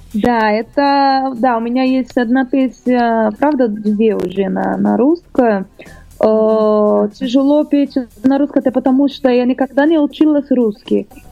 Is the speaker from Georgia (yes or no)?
no; Rio de Janeiro, Brazil; Russian is a second language; moved away as an adult; now in Russia; Я родилась там, в Бразилии, мой город Рио-де-Жанейро